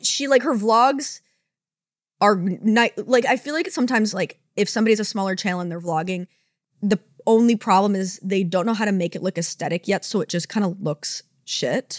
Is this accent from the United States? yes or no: no; Canada; as a Canadian